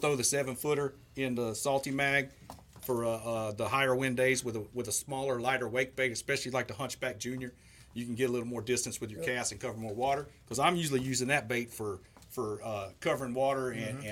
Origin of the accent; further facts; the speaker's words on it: Southeast Georgia, United States; moved away as an adult; now in Texas, United States; I'm from Southeast Georgia